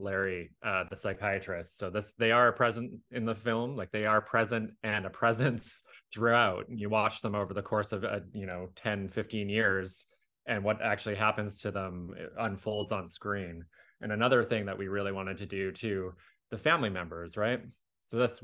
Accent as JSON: {"language": "English", "town": "Victoria", "region": "British Columbia", "country": "Canada", "tie": "born or raised there", "said": "I grew up in Victoria, BC"}